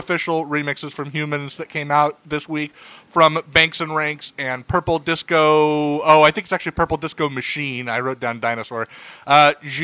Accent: the Northwest, Pacific Northwest, United States; now in Southern United States; I am a transplant in the southern United States. I'm from the Northwest

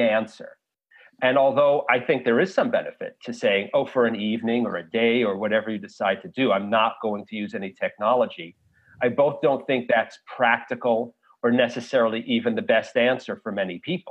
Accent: New York City, New York, United States; I grew up in New York City

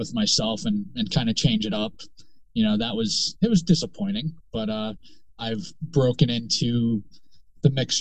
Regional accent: the Poconos, Pennsylvania, United States; moved away as an adult; also born or lived in Charleston, South Carolina; now in South Carolina, United States; I grew up in Pennsylvania. I grew up in the Poconos, 25 years of my life in the Poconos.

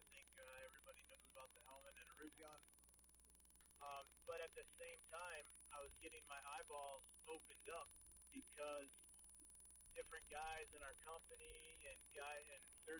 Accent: Oregon, United States; I'm from Oregon.

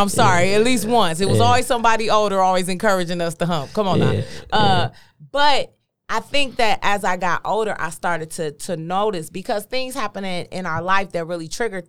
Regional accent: Detroit, Michigan, United States; straight out of Detroit, Joy Road's finest.

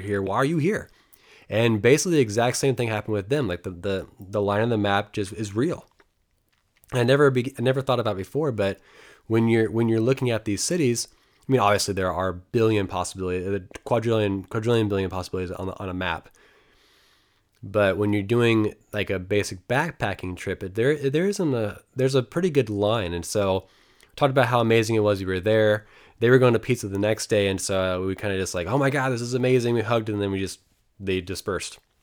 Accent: United States; me being American

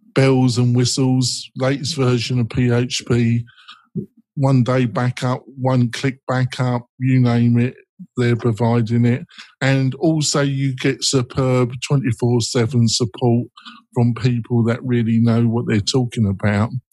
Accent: England, United Kingdom; I'm English.

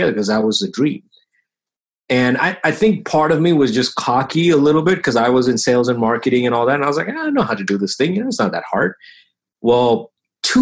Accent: Bahrain; now in United States; so now I live here in the US. When I tell friends that, you know, I grew up in Bahrain

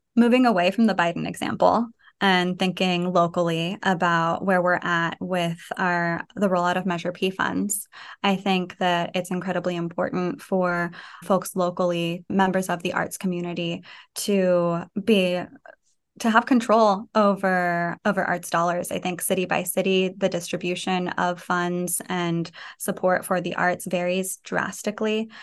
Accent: Fresno, California, United States; moved away as an adult; also born or lived in San Francisco / New York / Syracuse; growing up in Fresno

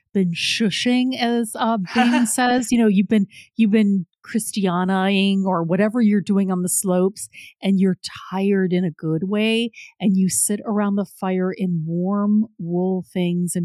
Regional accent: Midwest, United States; also born or lived in the South; now in Southern United States, United States; I grew up in the Midwest and I live in the South now

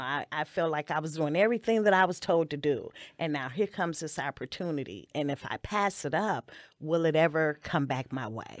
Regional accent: Maywood, Illinois, United States; also born or lived in West Side, Chicago; my family moved to Maywood when I was four years old

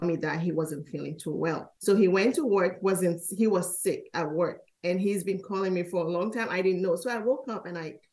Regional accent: Freetown, Western Area, Sierra Leone; also born or lived in California; now in Maryland, United States; growing up in Sierra Leone as a tight-knit community

